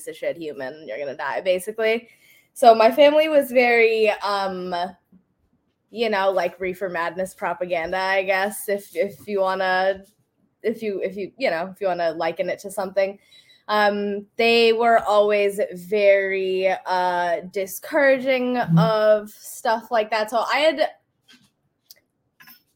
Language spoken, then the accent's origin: English; Indiana, United States; also born or lived in Ohio; I grew up in the Midwest. I grew up in Indiana